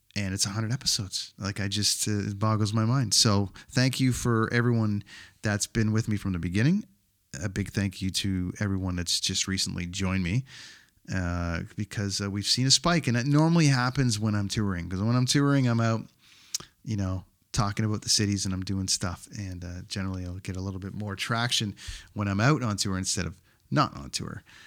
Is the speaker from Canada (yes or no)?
yes; Canada; my home country of Canada